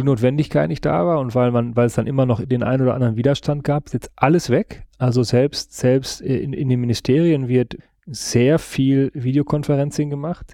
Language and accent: German; western Münsterland, North Rhine-Westphalia, Germany; Da, wo ich herkomme, westliches Münsterland, 20.000 Einwohnerstadt